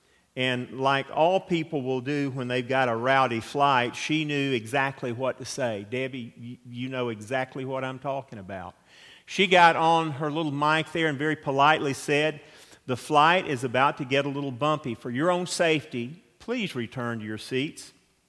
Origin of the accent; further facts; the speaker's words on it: Atlanta, Georgia, United States; I grew up in South Atlanta, and our nearest neighbors were the original Chick-fil-A, the Dwarf House, and the Delta Hangar